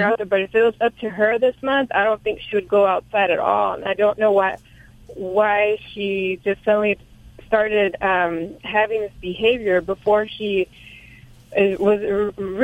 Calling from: Visalia, California, United States; I'm calling from Visalia, California

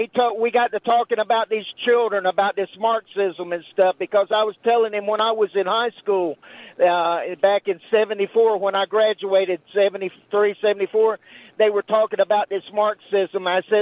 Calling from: Maggie Valley, North Carolina, United States; Oh, I'm calling you from Western North Carolina over here in Maggie Valley in Waynesville. I live right on the border.

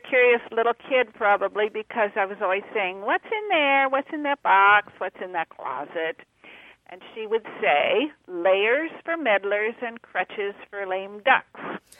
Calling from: San Diego, California, United States; San Diego.

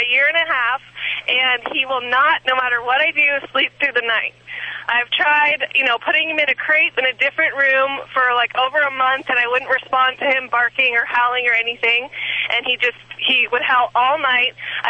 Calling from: Pasadena, California, United States; I'm calling from, I'm actually at the Rose Bowl.

